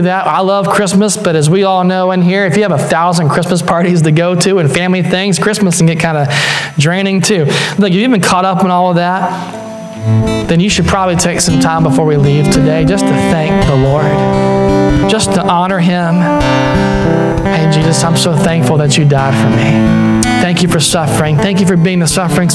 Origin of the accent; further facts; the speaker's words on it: Deep South, United States; I grew up in the Deep South